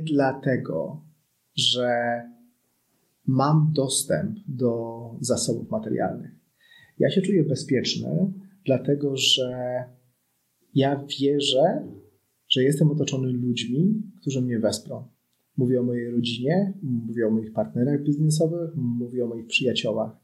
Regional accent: Poland; ja urodziłem się nad Wisłą

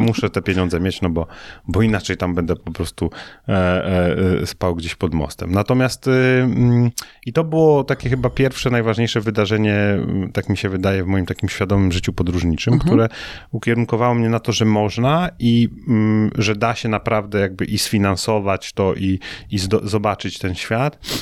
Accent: Szczecin, West Pomeranian Voivodeship, Poland; moved away as an adult; also born or lived in Toruń; studiowałem w Toruniu, a pochodzę ze Szczecina

